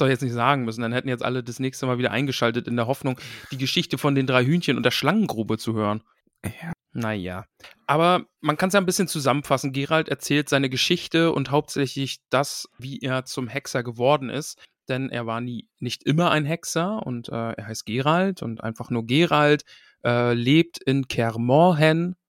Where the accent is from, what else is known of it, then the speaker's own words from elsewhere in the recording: a few kilometres from Stralsund, Mecklenburg-Vorpommern, Germany; Das ist quasi ein paar Kilometer weiter weg von mir gewesen, wo ich groß geworden bin